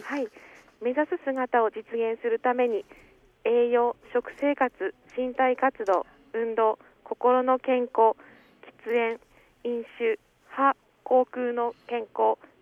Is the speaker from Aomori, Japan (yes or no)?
yes; Gonohe, Aomori, Japan; also born or lived in Hachinohe; 八戸市で生まれ五戸町育ちで高校大学を県内で過ごし